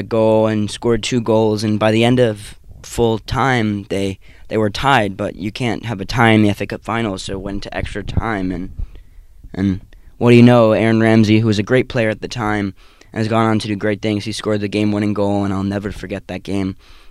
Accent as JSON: {"language": "English", "region": "London", "country": "United Kingdom", "tie": "born or raised there", "moved": "yes", "said": "Growing up in London"}